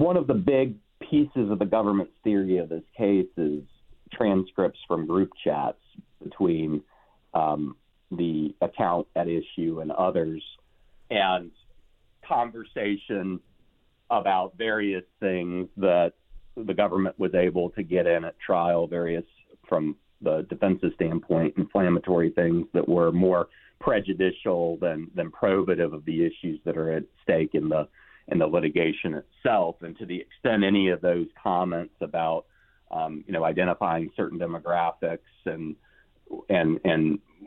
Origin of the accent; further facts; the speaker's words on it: Raleigh, North Carolina, United States; Sir Walter Raleigh, my hometown's namesake